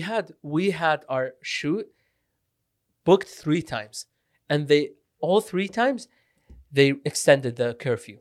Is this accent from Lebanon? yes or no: yes; Lebanon; English is a second language; moved away; also born or lived in Iraq / Syria / Canada; I was born in Iraq, grew up Syria and Lebanon